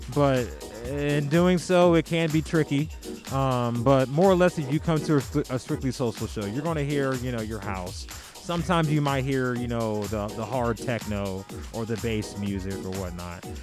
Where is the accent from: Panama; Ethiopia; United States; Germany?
United States; Warren, Ohio; now in Greensboro, United States; I'm from Warren, Ohio. Um, however, I moved to Greensboro, North Carolina back in August of 2004.